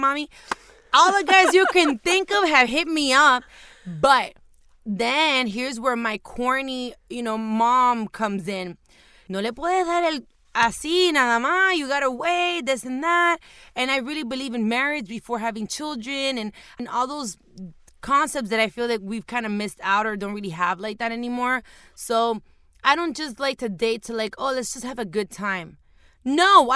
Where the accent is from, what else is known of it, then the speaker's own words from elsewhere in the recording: Miami, Florida, United States; also born or lived in Hialeah / Homestead; I was born in Hialeah, somewhat raised in Brownsville, for those that know Miami.